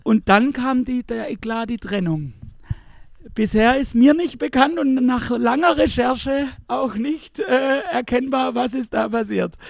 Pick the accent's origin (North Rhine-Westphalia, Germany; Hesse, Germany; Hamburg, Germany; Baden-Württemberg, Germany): Baden-Württemberg, Germany; Pforzheim; ich selbst komme ja hier aus der Gegend, äh, genauer gesagt um, um, Pforzheim rum